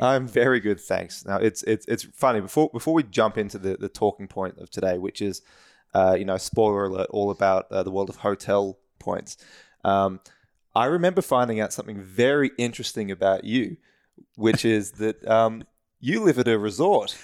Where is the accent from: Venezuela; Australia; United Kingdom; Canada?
Australia; as an Australian